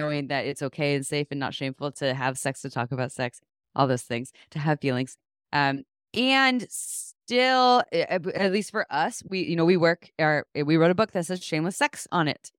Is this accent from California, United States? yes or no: yes; Santa Cruz, California, United States; I actually did receive comprehensive sex education growing up in Santa Cruz